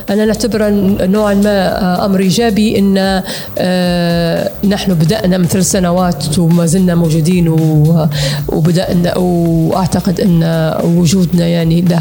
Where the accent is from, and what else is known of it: Libya